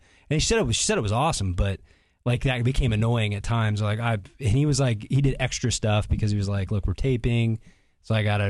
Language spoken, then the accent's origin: English; Canton, Illinois, United States; where I'm from Canton, Illinois.